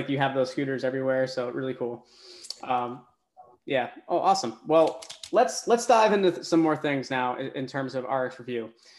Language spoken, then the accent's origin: English; Boston, Massachusetts, United States; I'm from the Boston, area as well.